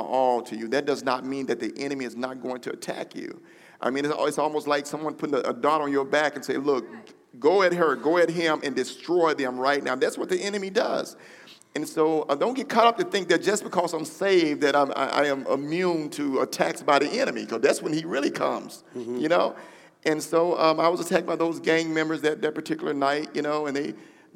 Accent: the South, United States; I'm from the South.

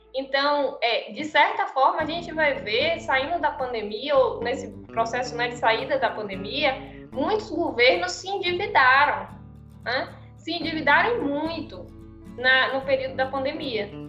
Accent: Brazil

